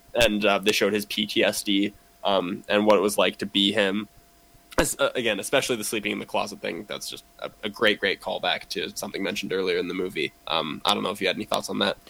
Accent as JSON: {"language": "English", "town": "Kamloops", "region": "British Columbia", "country": "Canada", "tie": "born or raised there", "said": "I grew up in Kamloops"}